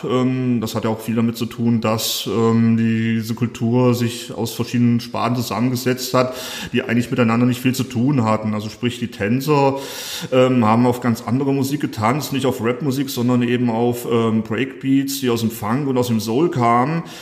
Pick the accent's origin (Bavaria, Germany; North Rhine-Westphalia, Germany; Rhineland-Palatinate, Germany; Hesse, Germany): Hesse, Germany; Fulda; Ich komme sogar aus Fulda, bin ich wie andere vielleicht hergezogen oder wegen Studium äh, etc. hier in Fulda gelandet, sondern komme ursprünglich aus Fulda direkt.